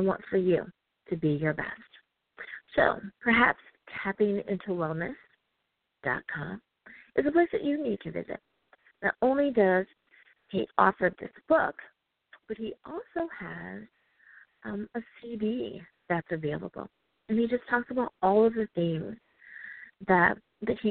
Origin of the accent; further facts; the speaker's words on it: United States; my home country, the U.S.